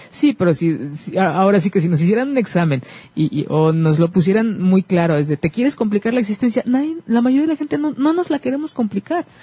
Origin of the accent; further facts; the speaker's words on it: Mexico; como mexicanos